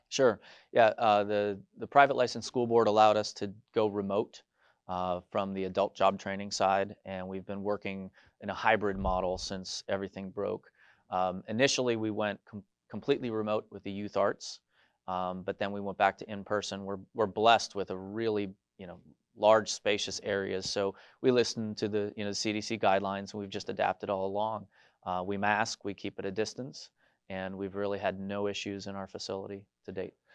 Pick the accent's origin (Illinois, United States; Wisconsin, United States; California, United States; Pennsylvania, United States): Pennsylvania, United States; Scranton area, Northeast; I grew up in the Northeast, uh, near the Scranton area